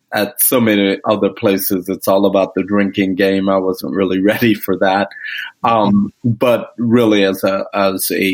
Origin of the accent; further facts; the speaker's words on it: Grenada; moved away; I am originally from the Caribbean. I was born in the country of Grenada